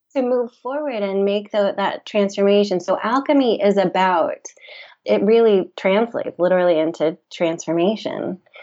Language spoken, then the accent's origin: English; Memphis, Tennessee, United States; moved away as an adult; also born or lived in New York; I grew up in Memphis, Tennessee, I moved to New York for college